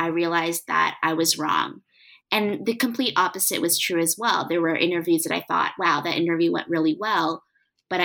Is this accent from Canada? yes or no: yes; Canada; I am Canadian